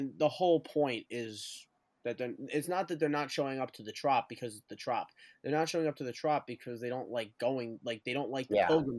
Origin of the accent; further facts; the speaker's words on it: United States; we grew up in New York